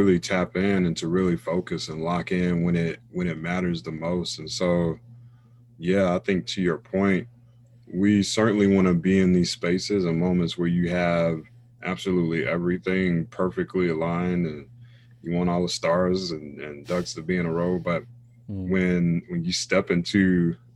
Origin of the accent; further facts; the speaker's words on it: Raleigh, North Carolina, United States; I'm originally from North Carolina, Raleigh, North Carolina